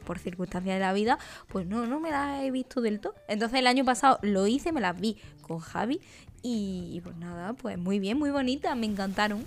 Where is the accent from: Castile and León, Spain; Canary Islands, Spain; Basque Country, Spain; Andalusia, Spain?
Andalusia, Spain; Úbeda; moved away; en mi pueblo, Úbeda, Jaén